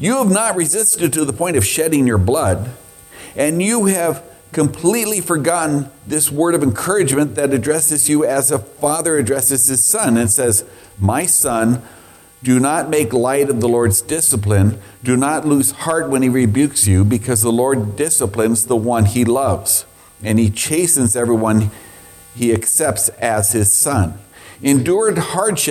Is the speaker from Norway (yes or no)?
no; Scotland, United Kingdom; I'm Scottish